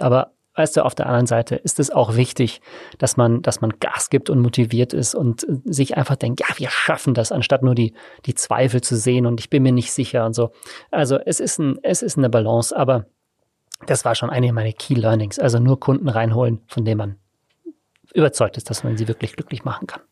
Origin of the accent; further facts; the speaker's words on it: Tegernsee, Bavaria, Germany; also born or lived in South Africa / Innsbruck / Australia; now in Munich, Germany; Ich bin äh, vor 36 Jahren in Südafrika zur Welt gekommen. Ich bin am Tegernsee aufgewachsen, habe dort Abi gemacht